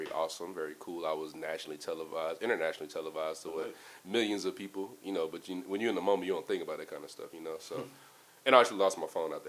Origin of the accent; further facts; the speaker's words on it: Atlanta, Georgia, United States; I'm from Atlanta, Georgia, born and raised.